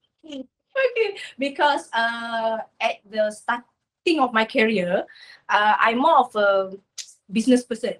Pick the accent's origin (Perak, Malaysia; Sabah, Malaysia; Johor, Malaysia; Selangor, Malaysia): Perak, Malaysia; Batu Gajah; I'm from Ipoh, actually. Not Ipoh, Batu Gajah. Batu Gajah is like suburbs of Ipoh. Yeah. So just near to my hometown